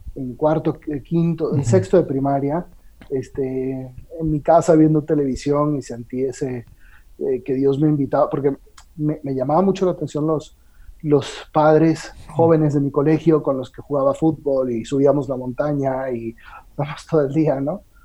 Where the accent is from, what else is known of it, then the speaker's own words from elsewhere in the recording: Caracas, Capital District, Venezuela; moved away as an adult; also born or lived in Rome, Italy; now in Mexico City, Mexico; Yo soy, yo nací en Caracas, mm. Venezuela